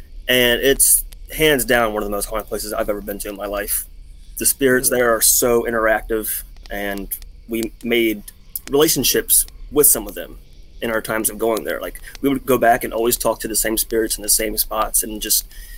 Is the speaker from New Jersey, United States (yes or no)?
no; Maryland, United States; I am from Maryland, unfortunately.